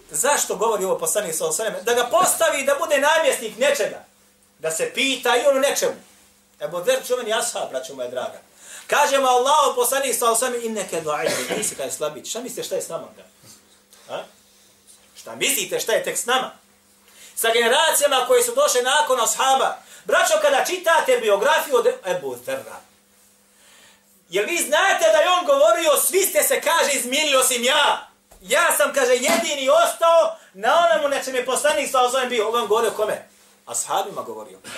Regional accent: Bosnia & Herzegovina

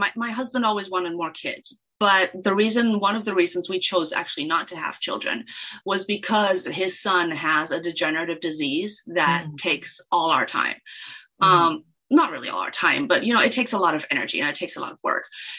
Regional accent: Kenya; And then when I was little, I spoke Swahili as well, because I grew up in Kenya.

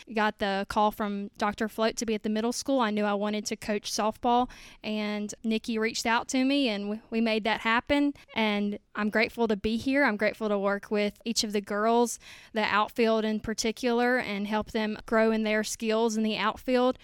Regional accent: Nanih Waiya, Mississippi, United States; moved away as an adult; now in Hernando, United States; I'm from Nanawoya, Mississippi

